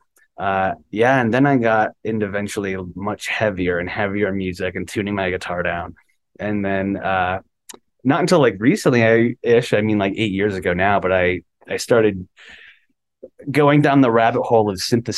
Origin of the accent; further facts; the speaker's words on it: Westlake, Ohio, United States; we grew up in Westlake, Ohio